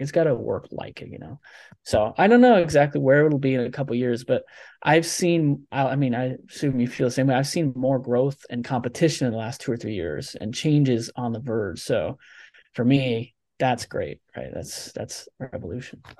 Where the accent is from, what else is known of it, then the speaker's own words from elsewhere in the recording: Nebraska, United States; I'm from Nebraska, right? The middle of the country.